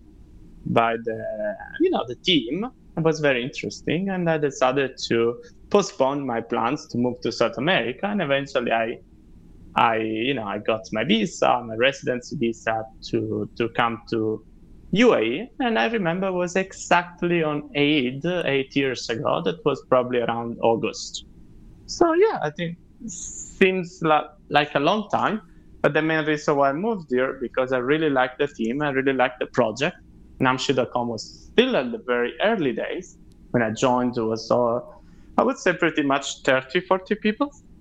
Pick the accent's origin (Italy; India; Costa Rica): Italy; moved away as an adult; also born or lived in Milan / Australia; now in Dubai, United Arab Emirates; I'm originally from Italy